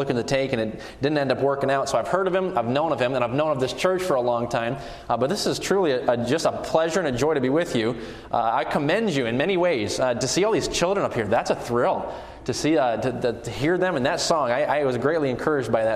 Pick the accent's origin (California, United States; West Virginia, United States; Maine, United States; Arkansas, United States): Maine, United States; New England; moved away as an adult; I was born in the state of Maine, so New England is my home. That's where I hail from